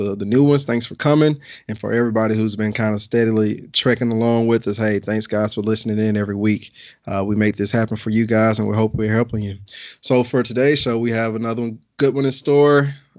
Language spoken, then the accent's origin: English; Birmingham, Alabama, United States; now in Cincinnati, United States; This is somebody back from my home, Birmingham, Alabama.